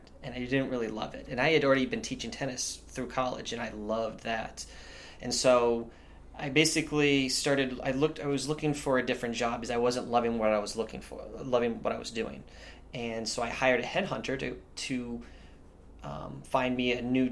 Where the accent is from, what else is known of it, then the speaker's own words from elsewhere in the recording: York, Maine, United States; we grew up in York, Maine